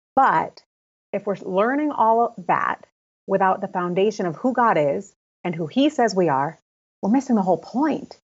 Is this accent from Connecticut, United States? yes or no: yes; Connecticut, United States; I'm living still in my hometown in Connecticut.